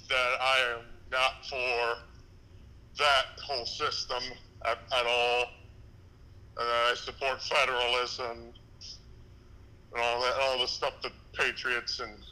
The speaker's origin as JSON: {"language": "English", "town": "Dallas", "region": "Texas", "country": "United States", "tie": "born or raised there", "also_born_or_lived": "Carrollton, Texas", "said": "I was born in Dallas, Texas, presumably in 1996, and I have lived in. Uh, like the lower half of it, like north, like the suburb of North Dallas, Carrollton, for about like almost 20 years of my life thus far."}